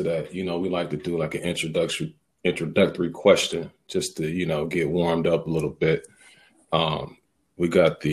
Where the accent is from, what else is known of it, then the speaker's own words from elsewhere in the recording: Milwaukee, Wisconsin, United States; moved away; also born or lived in Dallas; I am from Milwaukee, Wisconsin, and you know, over the years when I lived in different areas